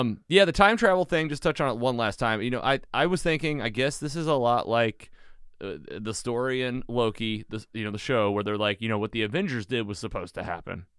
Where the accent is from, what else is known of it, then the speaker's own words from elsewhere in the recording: Bonne Terre, Missouri, United States; bond terrors where I grew up in Missouri